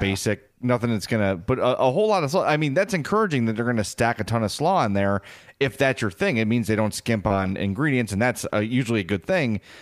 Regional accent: Midwest, United States; as a Midwesterner

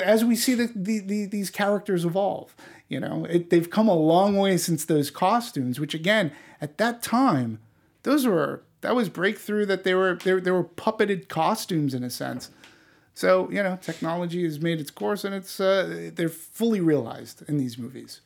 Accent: East Coast, United States; I'm not from New York, but being from the East Coast

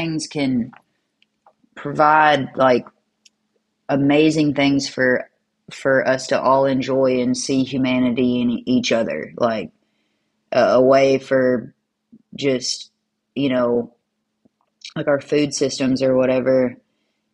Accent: Mississippi Delta, Kentucky, United States; I was born and raised on the Mississippi Delta

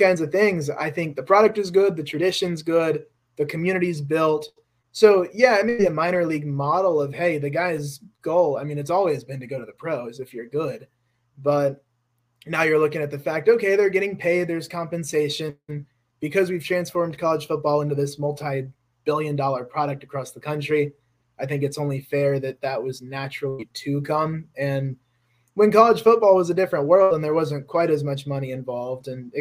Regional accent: Atlanta, Georgia, United States; I'm from Atlanta

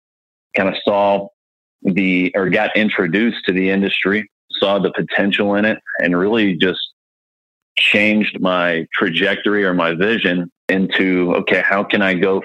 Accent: Georgia, United States; born there; also born or lived in Mississippi / South Carolina; I mean, I was born in Georgia, moved to Mississippi, came to South Carolina when my father retired from the military, and came back here to get more family-oriented because both my sets of grandparents are here and all the family's here.

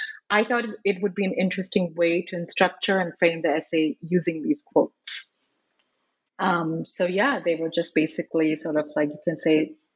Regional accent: India; I earlier considered myself as Indian, but I no longer related to as such.

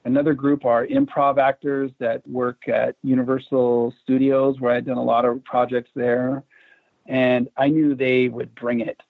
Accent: Vancouver, British Columbia, Canada; moved away; I grew up in Vancouver, Canada for a good chunk of my youth

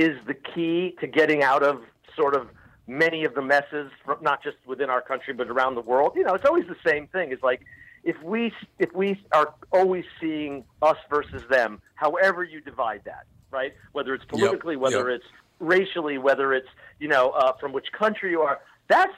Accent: Miami, Florida, United States; moved away; also born or lived in Los Angeles / Coral Gables, Florida; I'm from Miami. And I lived in L.A. for many, many years, but I grew up in Miami

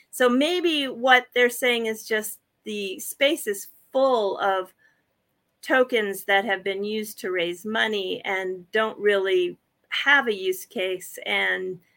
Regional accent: United States; now in Japan; I'm I'm still an American citizen, but I have you know permanent status here in in this country.

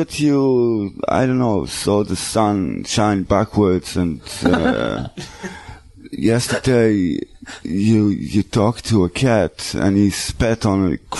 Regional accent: Beit She'an, Israel; I was born in Beit Shan.

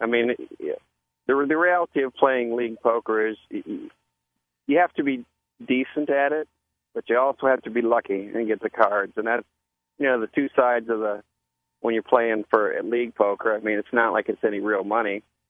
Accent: Key West, Florida, United States; And then was looking for a place to play cards because I was originally from Key West, and we used to play every week down there in the league.

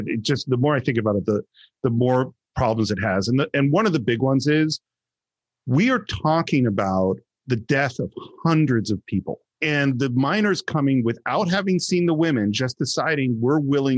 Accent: San Francisco Bay Area, California, United States; I grew up in the San Francisco Bay Area in the 70s after the hippie movement.

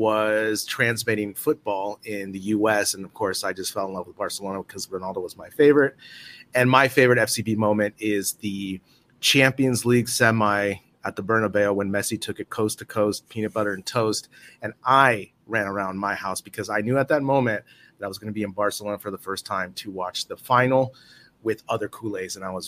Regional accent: Bay Area, California, United States; now in Madrid, Spain; I'm from the Bay Area, and now I live in Madrid.

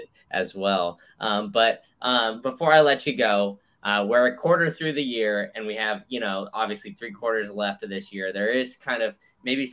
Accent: Texas, United States; also born or lived in Memphis, Tennessee; now in Florida, United States; I grew up in Texas

